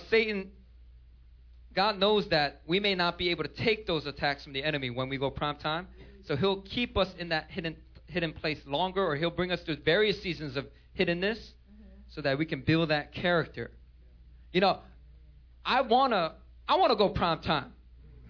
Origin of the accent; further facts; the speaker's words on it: Philadelphia, Pennsylvania, United States; also born or lived in Korea; I grew up on the streets of Philadelphia.